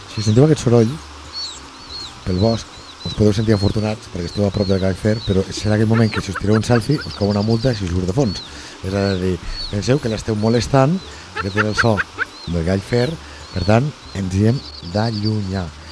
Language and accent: Catalan; Lleida, Catalonia, Spain; jo sóc de Lleida